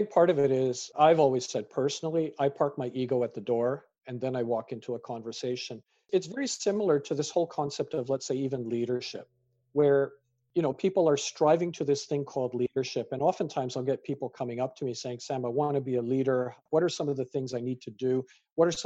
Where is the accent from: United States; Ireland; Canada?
Canada; also born or lived in United Kingdom; as a British born Canadian with parents from Fiji and, you know, grandparents from India, who am I?